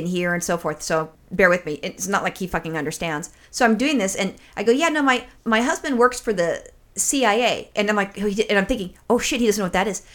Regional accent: United States; I'm an American

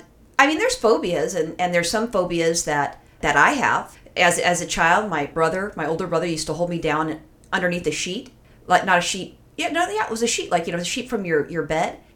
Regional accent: United States; I'm an American

